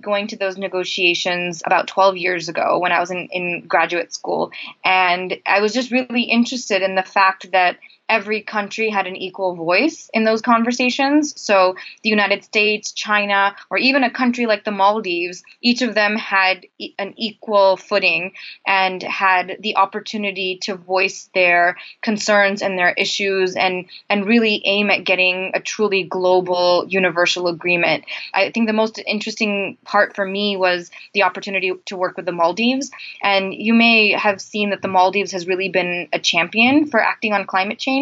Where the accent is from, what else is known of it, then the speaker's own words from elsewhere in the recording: India; moved away; I'm originally from India, so I have always grown up and grown around kind of experiencing the dual challenges of development and poverty and the environment